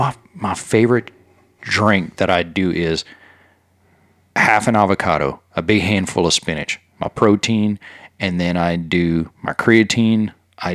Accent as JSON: {"language": "English", "area": "Cajun", "region": "Louisiana", "country": "United States", "said": "I'm a Cajun."}